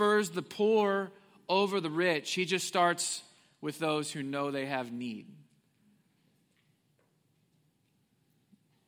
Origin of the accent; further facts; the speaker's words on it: Willard, Missouri, United States; I grew up in Missouri, southwest Missouri. I went to elementary and middle and high school in a place called Willard, Missouri